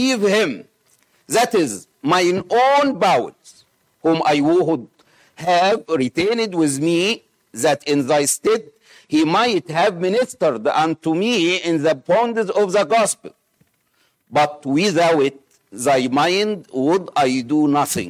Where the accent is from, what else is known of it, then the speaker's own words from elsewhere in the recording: Egypt; accent: Egyptian; English is a second language; my Egyptian accent